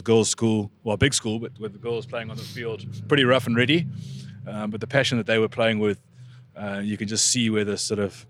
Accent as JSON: {"language": "English", "country": "South Africa"}